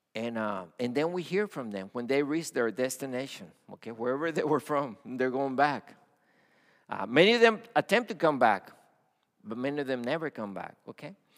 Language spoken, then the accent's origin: English; Matamoros, Tamaulipas, Mexico; also born or lived in Brownsville, Texas; now in United States; I was born in Mexico on the border, Matamoros. Okay, that's where I was born